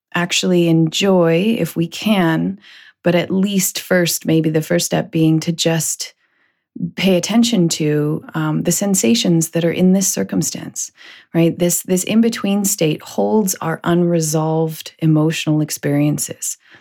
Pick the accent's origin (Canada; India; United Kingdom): Canada; also born or lived in United States; being Canadian